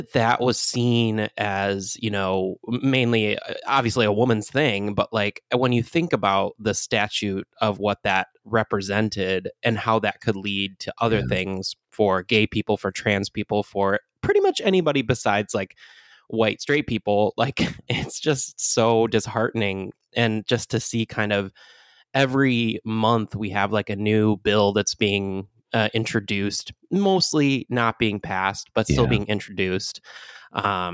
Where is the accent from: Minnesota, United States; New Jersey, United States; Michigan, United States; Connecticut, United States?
Michigan, United States; my home state of Michigan.